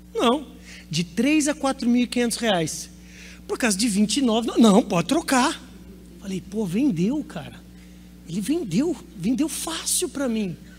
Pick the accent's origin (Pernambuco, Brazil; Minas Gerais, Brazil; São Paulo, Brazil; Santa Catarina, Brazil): São Paulo, Brazil; Campinas; Sou de Campinas, interior de São Paulo.